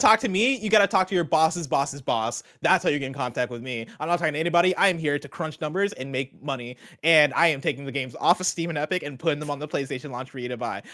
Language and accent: English; Champaign, Illinois, United States; I grew up in Champaign, Illinois.